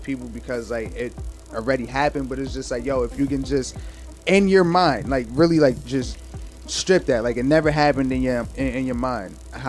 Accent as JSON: {"language": "English", "region": "New York", "country": "United States", "said": "I'm from New York"}